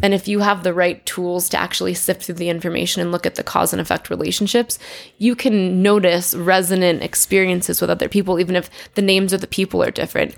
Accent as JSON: {"language": "English", "region": "Connecticut", "country": "United States", "tie": "born or raised there", "said": "I grew up in Connecticut."}